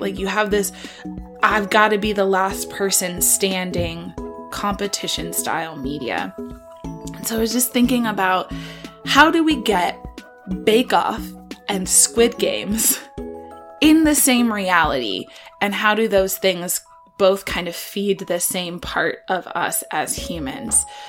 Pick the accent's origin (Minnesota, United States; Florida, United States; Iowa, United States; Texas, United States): Iowa, United States; I'm from Iowa